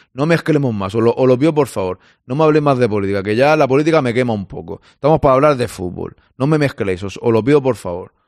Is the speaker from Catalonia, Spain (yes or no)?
yes; Catalonia, Spain; yo como catalán